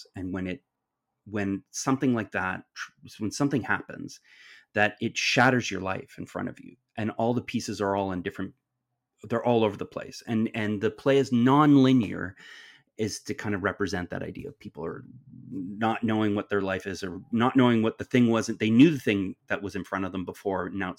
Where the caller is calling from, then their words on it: Stratford, Ontario, Canada; I'm coming to you from the traditional territories of the Anishinaabe, the Haudenosaunee, the Wendat, and the Attawandaronk, which is otherwise known as the Stratford and Perth County area.